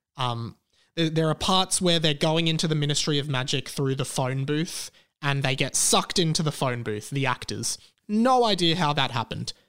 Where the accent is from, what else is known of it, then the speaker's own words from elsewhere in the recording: Melbourne, Victoria, Australia; here in my hometown of Melbourne